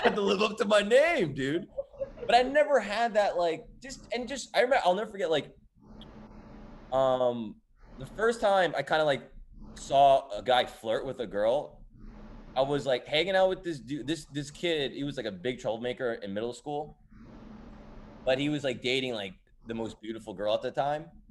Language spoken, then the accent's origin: English; Edison, New Jersey, United States; I grew up in New Jersey